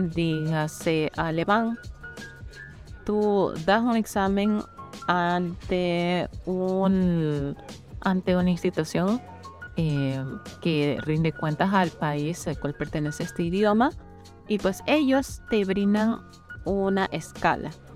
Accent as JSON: {"language": "Spanish", "country": "Ecuador"}